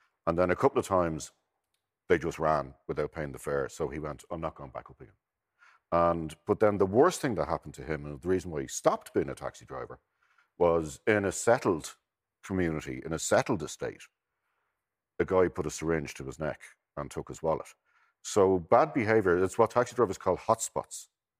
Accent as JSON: {"language": "English", "town": "Dublin", "region": "Leinster", "country": "Ireland", "said": "Well, I mean, I'm from Crumlin. I didn't have any privileges."}